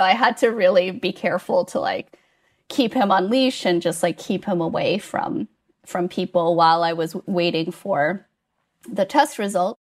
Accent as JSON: {"language": "English", "country": "United States", "moved": "as an adult", "lives_now": "Gothenburg, Sweden", "said": "I am American, not Swedish"}